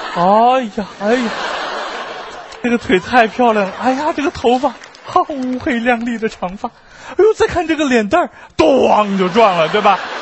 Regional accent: Beijing, China; 作为一个北京人

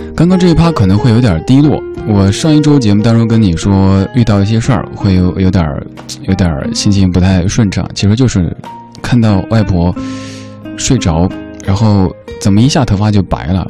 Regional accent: Chengdu, Sichuan, China; moved away; 在我的家乡成都那边，小时候还会听妈妈说这样的一个童谣

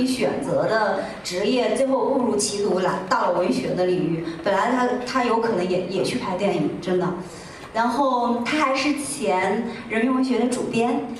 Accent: China; 大概是这二十年来我们中国人我们自己个人成长的一抹精神的底色

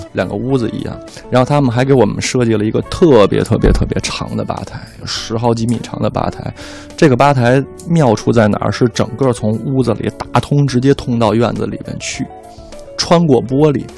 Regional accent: Beijing, China; 我们团队大部分的人都是北京孩子，嗯。然后从小在这儿长大

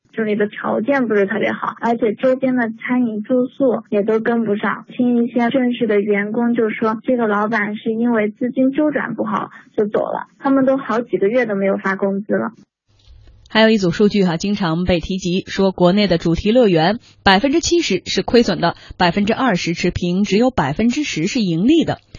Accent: Gansu, China; 我作为一个甘肃人

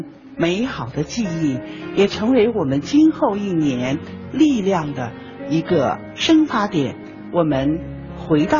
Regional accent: China; 春节是我们中国人最重要的节日啊！

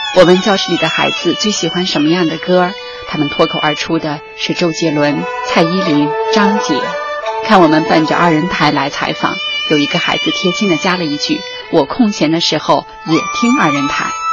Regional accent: Shanxi, China; 虽然我是山西人

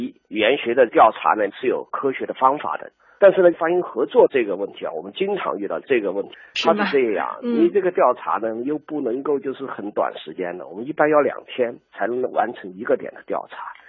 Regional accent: Sichuan, China; accent: Sichuanese; 我们四川话啊，说穿鞋说海啊，大街是街啊，大街巷子是巷

